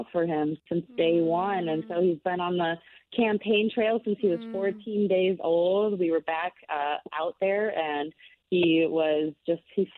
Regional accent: Maplewood, Minnesota, United States; I grew up in South Maplewood, Minnesota

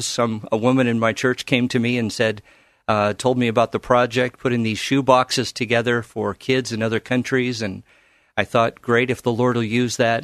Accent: Carson, California, United States; moved away as an adult; now in Portland, United States; I grew up in the Los Angeles area in a town called Carson

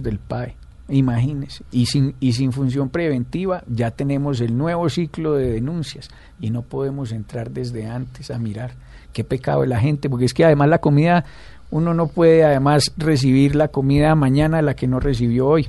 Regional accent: Pereira, Risaralda, Colombia; yo soy de Pereira, Rizaralda.

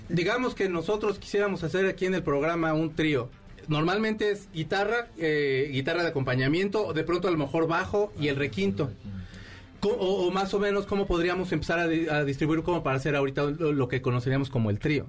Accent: Mexico; como mexicano

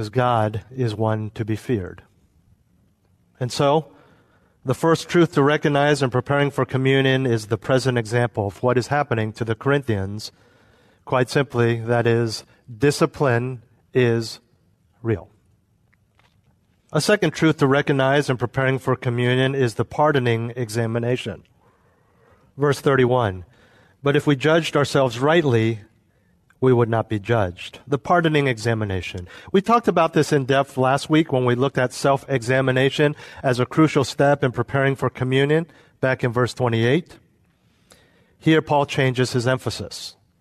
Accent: United States; also born or lived in Europe; I was living as an American expatriate in Europe

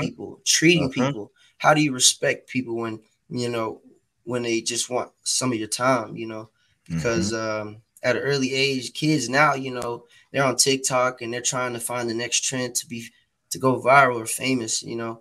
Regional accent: Atlanta, Georgia, United States; I grew up in Atlanta. I grew up on the southwest side of Atlanta, Georgia, off of Campbellton mm-hmm. Road

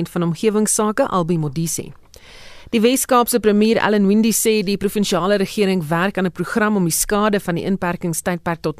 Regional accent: Jeffreys Bay, Eastern Cape, South Africa; So ons is, ons is van die Oos-Kaap in Jeffreys Bay

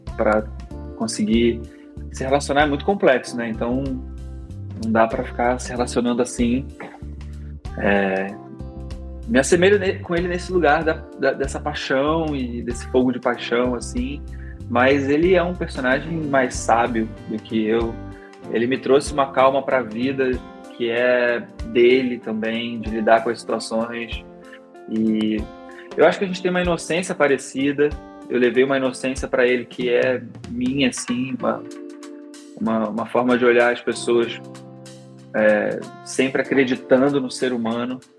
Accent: Petrópolis, Rio de Janeiro, Brazil; now in Rio de Janeiro, Brazil; sou de Petrópolis

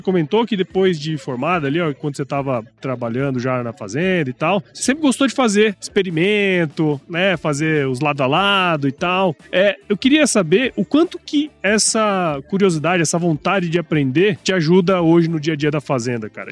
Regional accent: Mato Grosso, Brazil; eu sou de Mato Grosso, né? Moro em Mato Grosso

